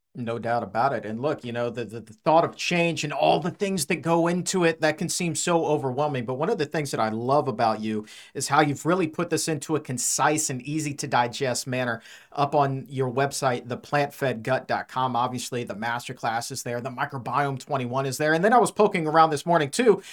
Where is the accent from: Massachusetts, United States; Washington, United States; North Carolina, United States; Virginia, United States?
Virginia, United States; Norfolk; Norfolk, Virginia, my hometown